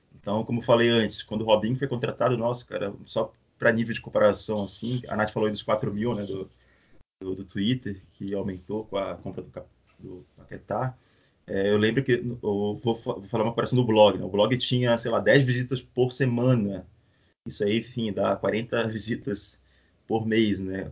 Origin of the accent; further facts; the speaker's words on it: Belém, Pará, Brazil; now in Florianópolis, Brazil; Eu morei muito tempo em Belém, nasci em Belém, apesar da minha família, metade da minha família ser mineira